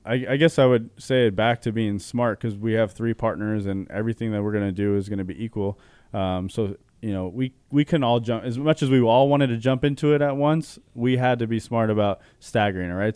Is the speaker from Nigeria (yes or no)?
no; Chandler, Arizona, United States; I was born and raised in Arizona. Chandler specifically